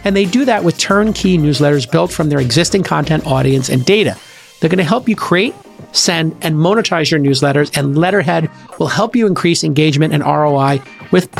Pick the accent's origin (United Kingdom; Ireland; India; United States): Ireland; I'm Irish